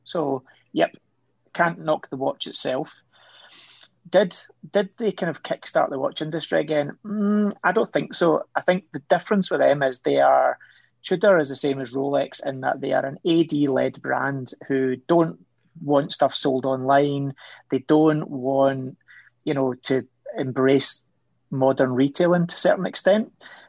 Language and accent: English; Scotland, United Kingdom; I'm Scottish, come on.